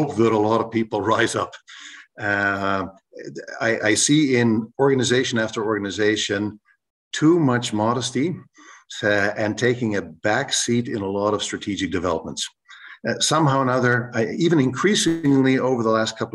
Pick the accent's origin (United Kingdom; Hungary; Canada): Canada; first language English; moved away as an adult; now in Rotterdam, Netherlands; I'm a Canadian by origin who went abroad to study, and I'm still living in Rotterdam